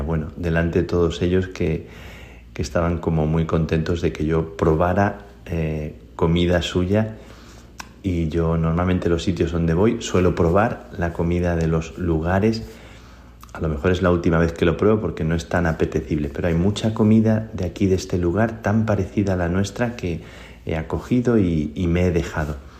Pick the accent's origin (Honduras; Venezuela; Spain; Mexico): Spain; soy español